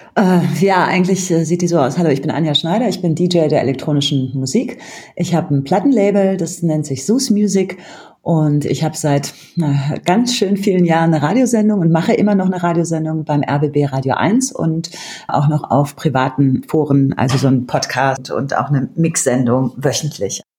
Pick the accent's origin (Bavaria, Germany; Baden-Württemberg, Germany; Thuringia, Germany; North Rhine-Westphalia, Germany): North Rhine-Westphalia, Germany; Bergisch Gladbach; moved away as an adult; also born or lived in Berlin; bin aufgewachsen in Köln, in der Nähe von Köln, in Bergisch Gladbach